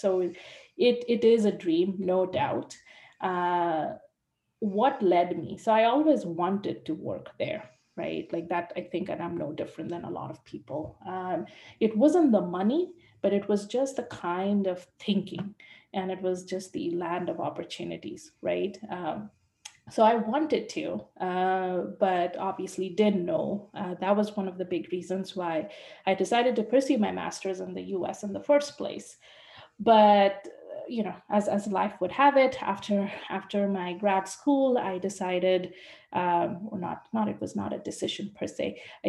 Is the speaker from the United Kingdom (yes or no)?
no; India; moved away as an adult; also born or lived in United States; now in Vancouver, Canada; I'm living in Vancouver, in Canada. And I was born in India and went to the States to do my master's.